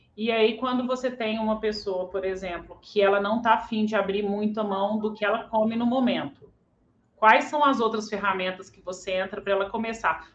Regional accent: Belo Horizonte, Minas Gerais, Brazil; Eu sou de BH

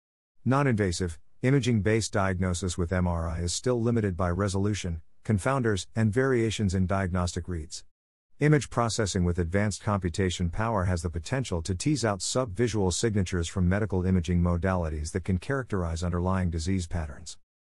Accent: India; Growing up in India, I realized that there is a significant shortage of clinicians per capita

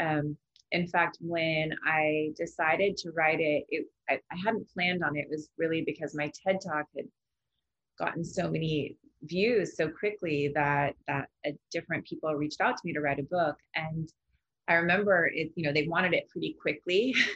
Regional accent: Laguna Beach, California, United States; my hometown, Laguna Beach

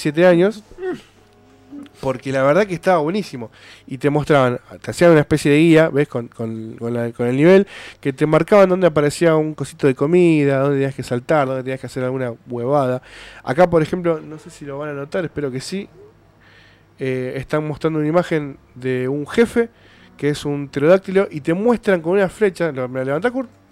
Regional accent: Argentina; nosotros somos de Argentina

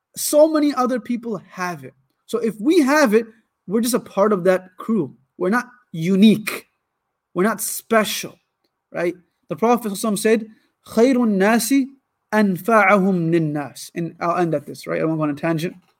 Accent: Ann Arbor, Michigan, United States; also born or lived in Lansing, Michigan / Karachi, Pakistan; now in Warren, United States; I was born in Lansing, raised my whole life in Ann Arbor, but now we live in a city where our school is. It's called Warren, Michigan

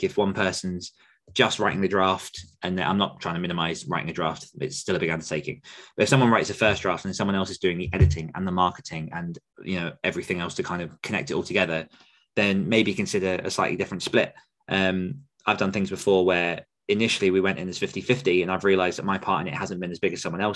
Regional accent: United Kingdom; me being British

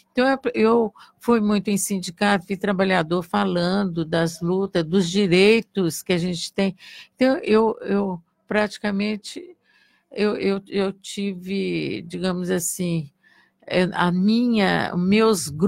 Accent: Santos, São Paulo, Brazil; also born or lived in Contagem; Eu nasci em Contagem, em Minas Gerais. E, e, e, logo é, é, eu tenho uma, uma experiência interessante de vida, né? Porque logo, eu, com quatro meses, meu pai foi trabalhar em Santos, em São Paulo

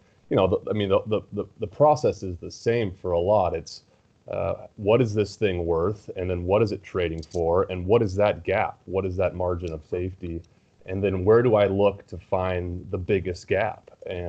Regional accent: California, United States; Yeah, I grew up in California, went to USC.

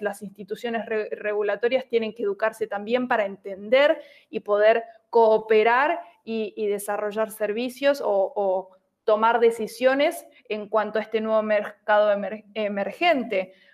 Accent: Buenos Aires, Argentina; soy de Buenos Aires, Argentina.

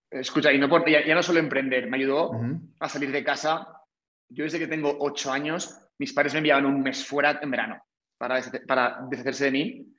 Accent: Valencian Community, Spain; moved away as an adult; soy valenciano de, nacimiento, bueno, valenciano de nacimiento y de todo.

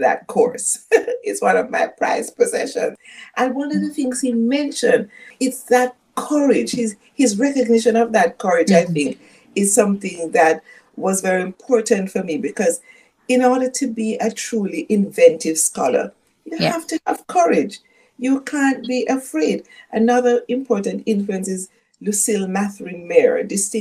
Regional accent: Jamaica; first language Jamaican Patois; English is a second language; growing up in Jamaica as a little Black girl

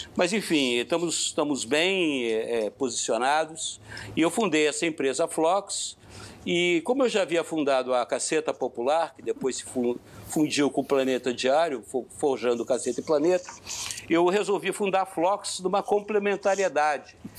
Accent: Curitiba, Paraná, Brazil; lá da Curitiba, onde eu fui, onde nasci e fui criado

